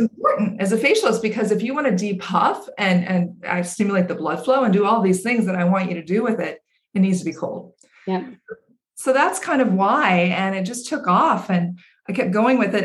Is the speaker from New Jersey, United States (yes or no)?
no; Central Valley of California, United States; growing up in the Central Valley of California